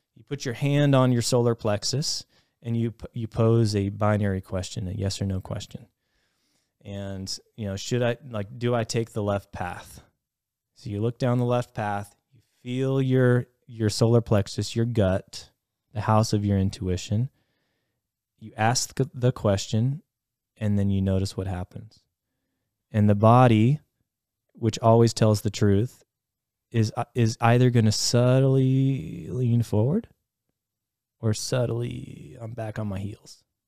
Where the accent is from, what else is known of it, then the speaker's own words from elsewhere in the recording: Ohio, United States; growing up in Ohio